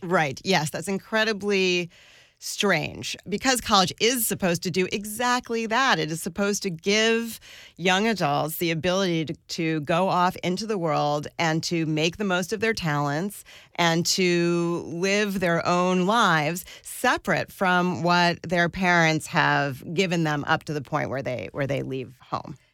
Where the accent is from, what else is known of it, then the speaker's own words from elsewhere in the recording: suburbs around New York, United States; also born or lived in northern New Jersey / Westchester; I grew up, uh, in different suburbs around New York. My dad lived in northern New Jersey and my mom lived in Westchester, and I commuted to the Bronx for school.